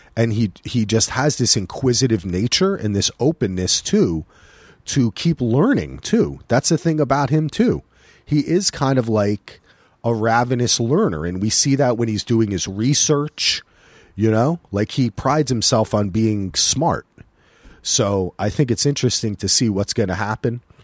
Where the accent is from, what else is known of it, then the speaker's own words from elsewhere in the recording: New Jersey, United States; now in Portland, United States; I'm from New Jersey.